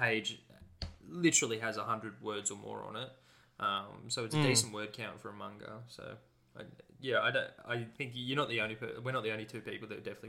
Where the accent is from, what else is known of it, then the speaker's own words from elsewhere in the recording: Australia; as an Australian